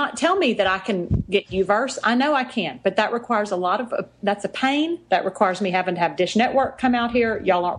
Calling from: Texas, United States; weather is down here. It's hot. It's yeah. always hot. I'm in Texas. I don't want to talk about where my accent came from.

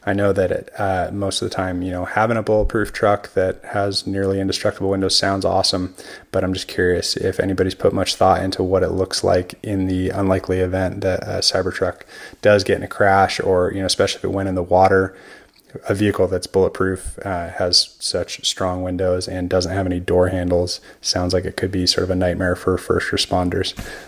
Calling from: Oregon, United States; I'm calling you from Oregon.

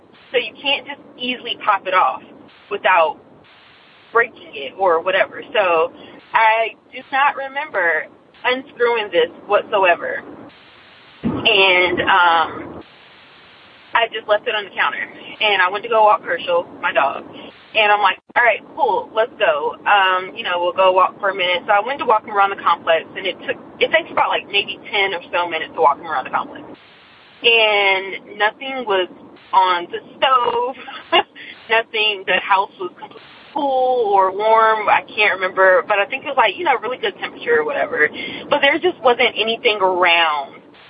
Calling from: Nashville, Tennessee, United States; also born or lived in Gallatin, Tennessee; By the way … I'm calling from Nashville, Tennessee. But my story originates in our apartment here, actually it's in Gallatin

